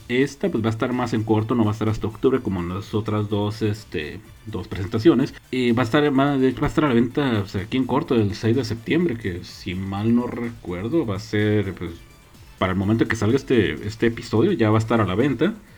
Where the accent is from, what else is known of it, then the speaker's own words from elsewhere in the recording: Mexico; somos mexicanos